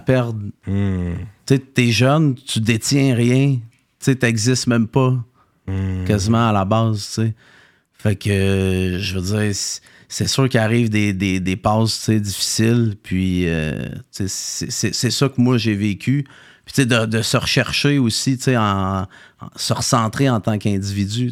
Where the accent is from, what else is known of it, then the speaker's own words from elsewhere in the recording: Saint-Hyacinthe, Quebec, Canada; je viens de Saint-Hyacinthe